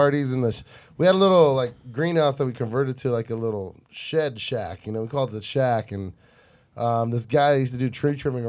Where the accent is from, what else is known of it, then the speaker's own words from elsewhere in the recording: Bonita, California, United States; also born or lived in Paradise Hills, San Diego / Guam; We grew up in Bonita. Okay. But Paradise Hills is where I was, growing up, born.